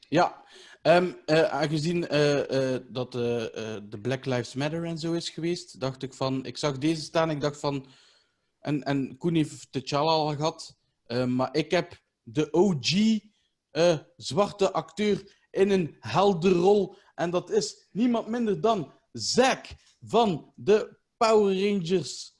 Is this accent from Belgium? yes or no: yes; Ghent, Flanders, Belgium; bij ons in Gent